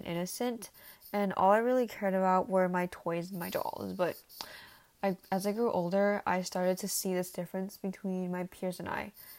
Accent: San Ramon, California, United States; So I am from San Ramon, and I am a junior at DVHS

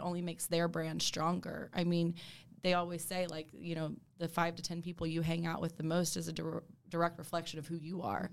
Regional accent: Dallas, Texas, United States; also born or lived in Alabama; I'm born and raised in Dallas

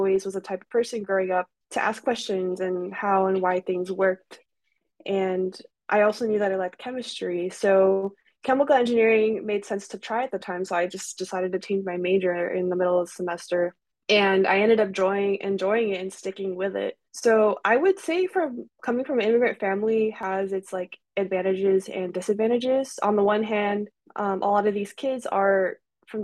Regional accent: California, United States; I was actually from California

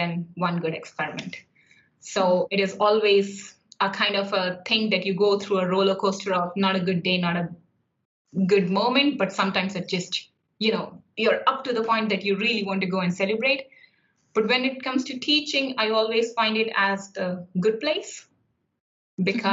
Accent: India; moved away as an adult; also born or lived in Ireland; now in Limerick, Ireland; I come from India. I studied until master's in India

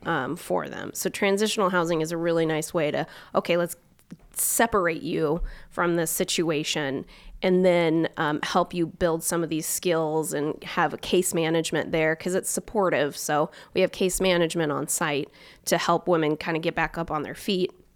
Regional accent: Omak, Washington, United States; now in Spokane, United States; I'm from Eastern Washington, but I'm not originally from Spokane

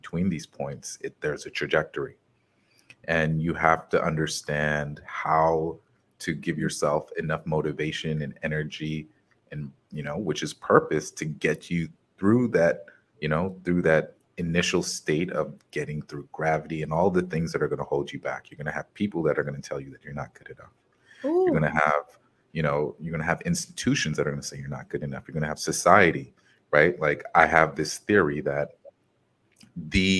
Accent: United States; this is something that came from my experience in America, like being American, being American, but not of America

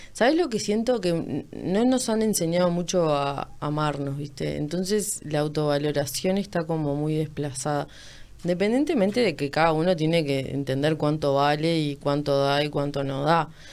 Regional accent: Montevideo, Uruguay; toda mi vida viví por ahí

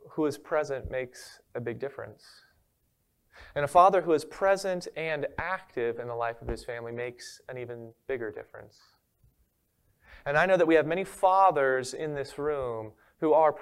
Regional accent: Maryland, United States; now in Florida, United States; I'm originally from Maryland

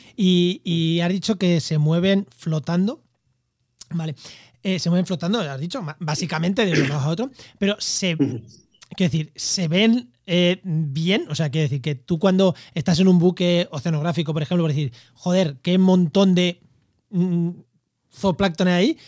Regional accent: Albacete, Castilla-La Mancha, Spain; en Albacete, que están, oye, en mi tierra

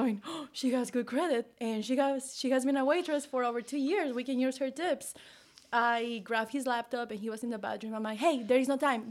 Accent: Mexico; moved away as an adult; now in United States; I'm from Mexico, you know, and I moved here when I was eighteen

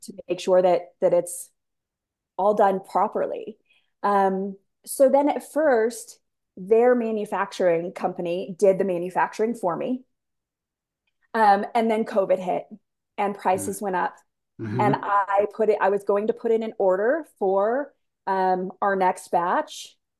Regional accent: San Diego, California, United States; moved away as an adult; I was born and raised in San Diego, so 70 and sunny every day, right?

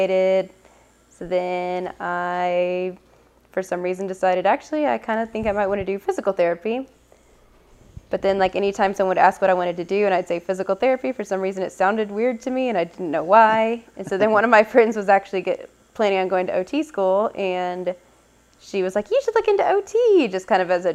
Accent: Oklahoma, United States; moved away as an adult; also born or lived in North Carolina / Nashville, Tennessee; now in Arizona, United States; I grew up in Oklahoma

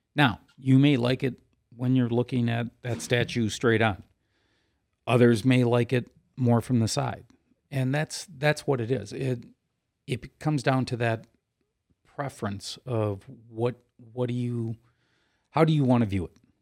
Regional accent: United States

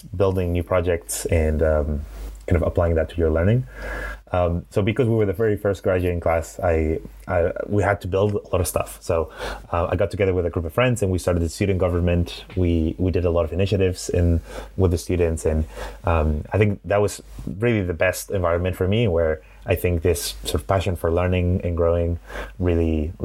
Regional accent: Madrid, Community of Madrid, Spain; accent: Spanish; English is a second language; also born or lived in Glasgow, Scotland / San Francisco; today from Madrid in Spain, which is where I'm from. So I grew up here in the city

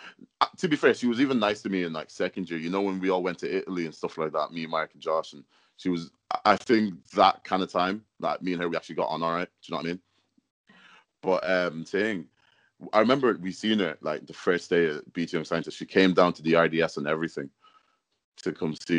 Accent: Ireland; accent: Irish; moved away as an adult; now in England; I'm born and raised in Ireland

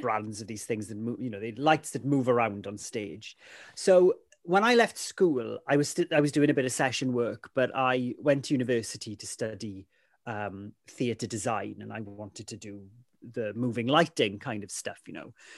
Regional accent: Ammanford, Wales, United Kingdom; first language Welsh; English is a second language; growing up in Amanford

